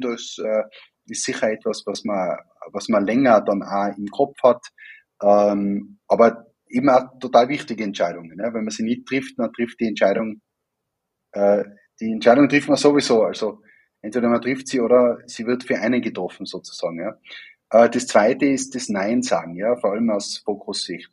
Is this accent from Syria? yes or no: no; Wattens, Tyrol, Austria; moved away as an adult; also born or lived in Vienna; Ich bin ja ursprünglich auch aus Tirol und äh, nicht weit weg von der, von der Werkstätte Wattens aufgewachsen